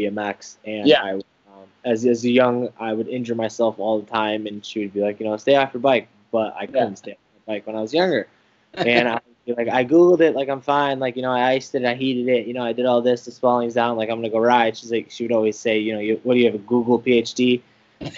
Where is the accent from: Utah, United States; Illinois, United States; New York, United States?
Illinois, United States; Oak Forest; moved away as an adult; now in Indiana, United States; So I grew up in Oak Forest, Illinois